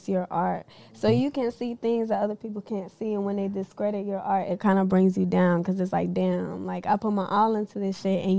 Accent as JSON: {"language": "English", "town": "Nashville", "region": "Tennessee", "country": "United States", "said": "I come from Nashville. My parents, they're not from here. My dad, he's Cuban. My mom's Costa Rican."}